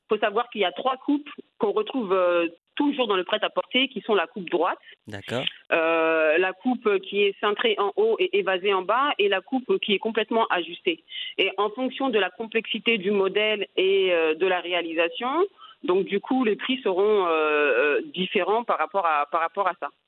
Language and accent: French; France; moved away as an adult; now in Senegal; je suis née et j'ai grandi en France. Euh, je suis originaire de la Côte d'Ivoire